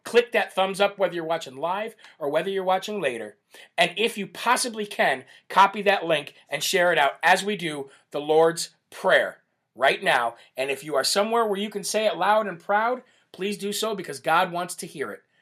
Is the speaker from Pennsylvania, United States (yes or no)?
no; Illinois, United States; from Champaign, Illinois, my home state